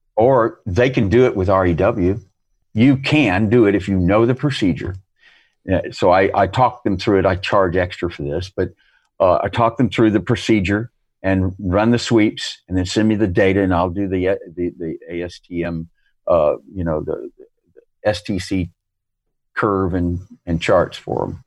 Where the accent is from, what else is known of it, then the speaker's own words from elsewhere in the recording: United States; moved away; as an American